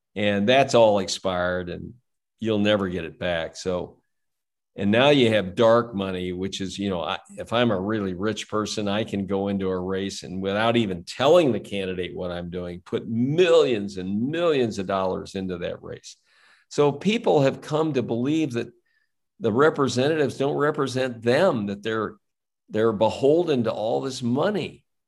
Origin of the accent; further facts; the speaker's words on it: St. Louis, Missouri, United States; I grew up in South City, St. Louis